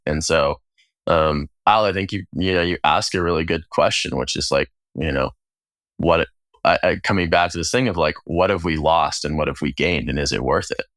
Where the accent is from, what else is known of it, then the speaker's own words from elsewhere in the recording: United States; gay queer person growing up in the United States